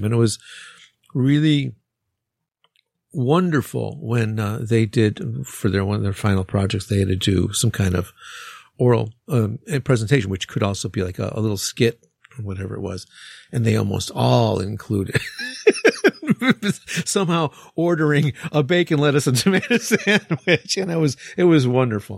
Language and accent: English; Chicago, Illinois, United States; accent: Chicago; now in Japan; my Chicago accent